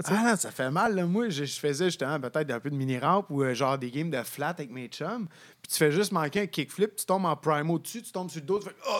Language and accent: French; Sherbrooke, Quebec, Canada; je viens de Sherbrooke